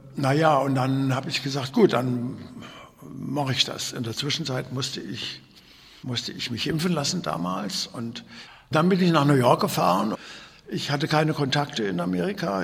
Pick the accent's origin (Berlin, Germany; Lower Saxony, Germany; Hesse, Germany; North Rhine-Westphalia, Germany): Hesse, Germany; Kassel; ich bin ja in Kassel geboren worden